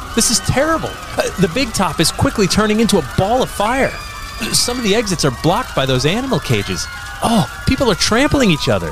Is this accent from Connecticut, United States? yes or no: yes; Sandy Hook, Connecticut, United States; when I was a kid growing up in Sandy Hook, Connecticut